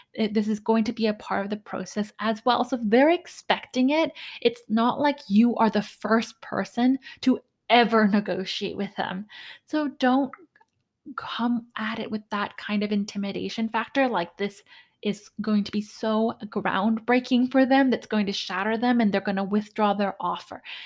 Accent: Canada; I'm Canadian

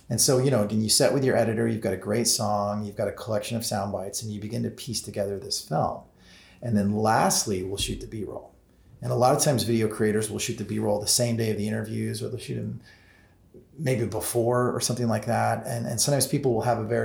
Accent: Alton, Illinois, United States; I grew up in Alton, which was where Michael was based

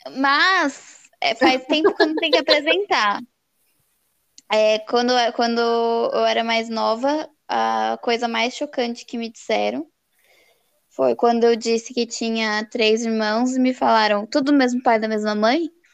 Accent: São Paulo, Brazil; a gente é de São Paulo

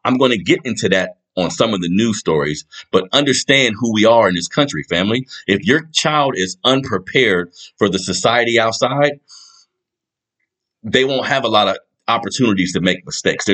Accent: United States; We are American

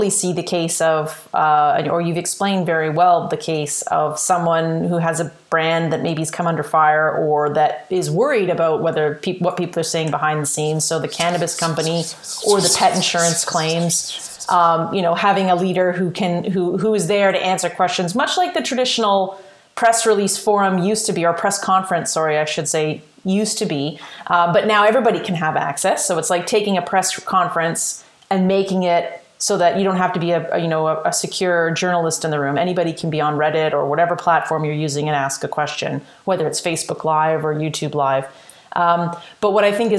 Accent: Australia; I'm Australian

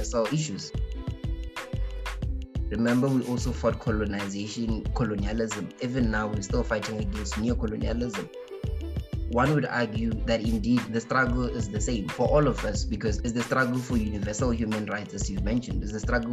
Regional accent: South Africa; us as South African people

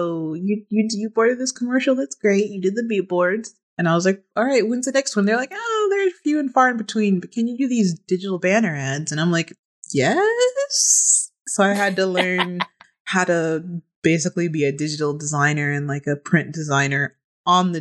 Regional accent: Chicago, Illinois, United States; moved away as an adult; now in Los Angeles, United States; I'm a Chicago native. Went to school in Chicago

